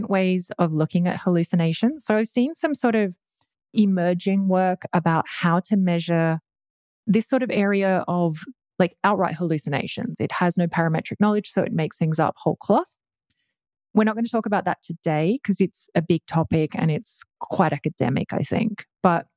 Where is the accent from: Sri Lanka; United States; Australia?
Australia; I'm Australian.